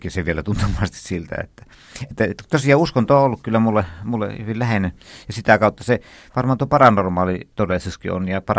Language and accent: Finnish; Turku, Southwest Finland, Finland; Minähän olen turkulainen.